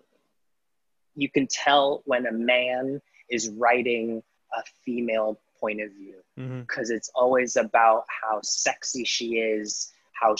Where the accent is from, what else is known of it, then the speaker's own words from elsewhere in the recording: Southern California, United States; I'm born and raised in Southern California